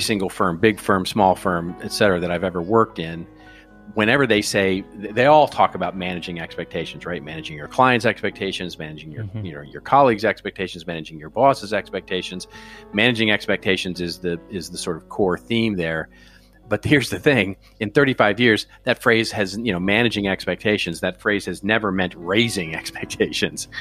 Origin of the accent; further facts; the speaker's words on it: United States; as an American